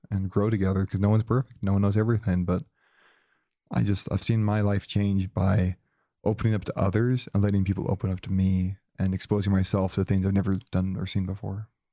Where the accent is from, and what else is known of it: Joplin, Missouri, United States; born or raised there